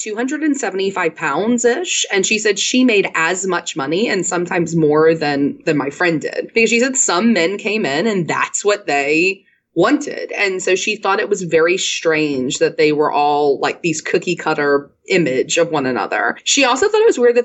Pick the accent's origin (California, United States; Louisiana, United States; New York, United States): Louisiana, United States; New Orleans; moved away as an adult; now in Houston, United States; I live in Houston, Texas, but I'm actually from New Orleans originally. I lived there most of my life through college